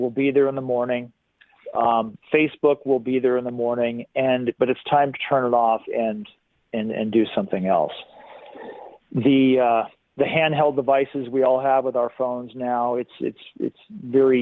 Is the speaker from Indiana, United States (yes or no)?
no; San Diego, California, United States; moved away as an adult; now in Bend, United States; I grew up in San Diego